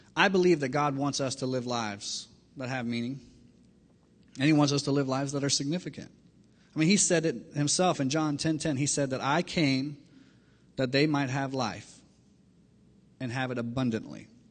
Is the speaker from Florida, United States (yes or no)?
yes; Miami, Florida, United States; I grew up in Miami, Florida